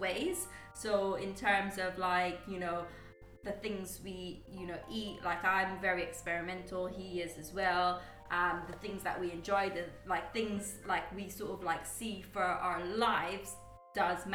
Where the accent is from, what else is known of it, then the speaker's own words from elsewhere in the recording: United Kingdom; moved away as an adult; also born or lived in Guyana; I was brought up in the UK. Mm-hmm. I went to school over in the UK